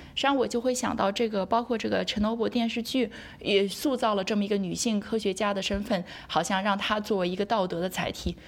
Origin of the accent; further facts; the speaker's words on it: Hefei, Anhui, China; moved away as an adult; also born or lived in Chicago, United States; now in Ithaca, United States; 我从小在，在中国科大校园长大，然后后来我也是在中国科大读的本科，读的就是核，核与粒子物理专业